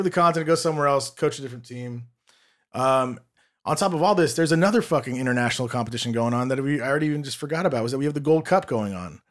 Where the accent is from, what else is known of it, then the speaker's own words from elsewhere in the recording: Los Angeles, California, United States; I'm born and raised in Los Angeles